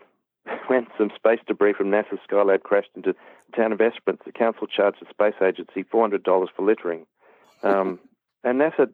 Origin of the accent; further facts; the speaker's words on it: Auckland, New Zealand; born there; I was born in Auckland, New Zealand. And I was adopted from that country